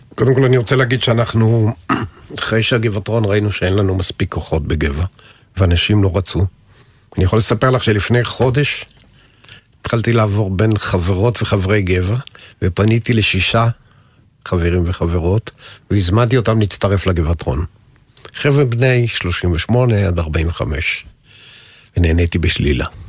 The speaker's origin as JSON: {"language": "Hebrew", "town": "Geva", "region": "Northern District", "country": "Israel", "tie": "born or raised there", "said": "נולדתי לתוך …"}